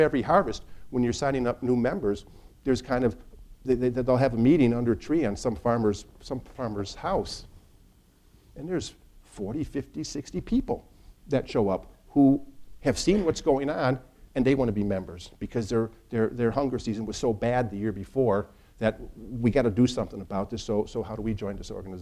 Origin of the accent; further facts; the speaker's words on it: Northern Illinois, United States; now in Chicago, United States; I'm from Northern Illinois and I live in Chicago